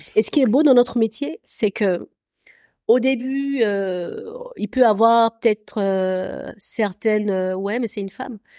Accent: Abidjan, Côte d’Ivoire; also born or lived in France; J'ai grandi à Abidjan. Mon cu, cursus scolaire classique, il s'est fait à, à Abidjan

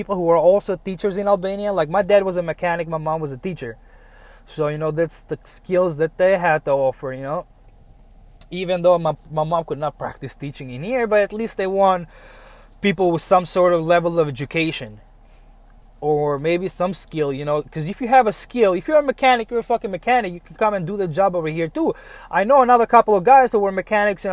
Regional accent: United States; As an American

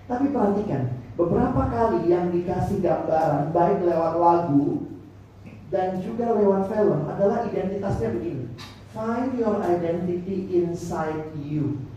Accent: Ambon, Maluku, Indonesia; Saya orang Ambon. Yang beli kamu ya kok putih, mama saya menado.

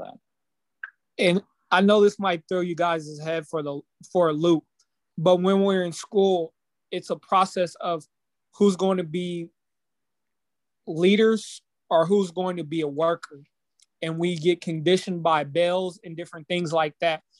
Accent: Topeka, Kansas, United States; I'm from, I grew up in Topeka

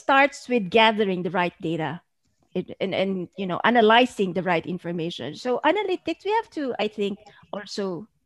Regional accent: Philippines; in our own country, in our own soils

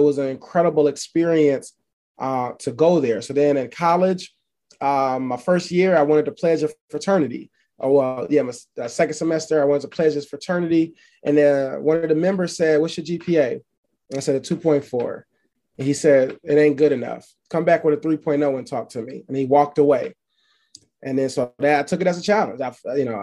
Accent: Buffalo, New York, United States; also born or lived in Alabama; I'm from Buffalo, New York

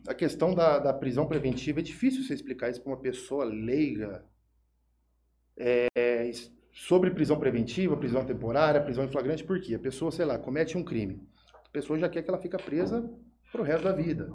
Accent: Jales, São Paulo, Brazil; also born or lived in Araçatuba; sou de Jales, nascido criado aqui

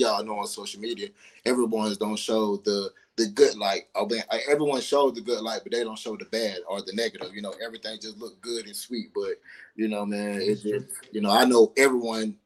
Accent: East Point, Georgia, United States; also born or lived in New Orleans, Louisiana; as far as East Point, as far as Atlanta, East Point to be exact, is where I grew up

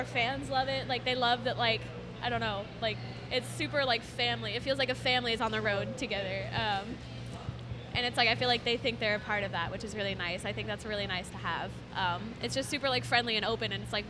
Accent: Arizona, United States

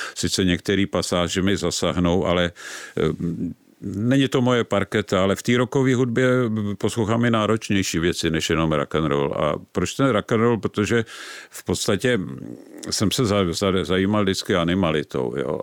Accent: Prague, Czechia; vyrůstal jsem v Praze, vyrůstal jsem na Žižkově

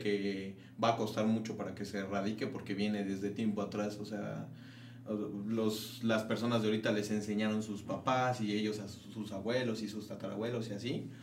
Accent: Mexico; soy mexicano

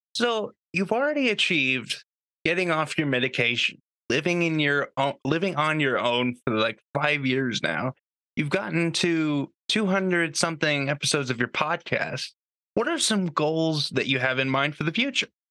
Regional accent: Canada; I'm Canadian

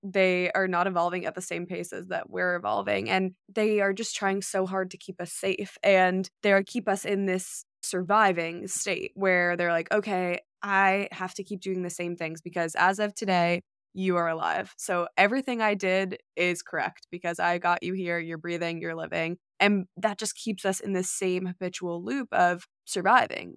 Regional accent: New York, United States; I grew up in New York, I've been in the city for the last three years

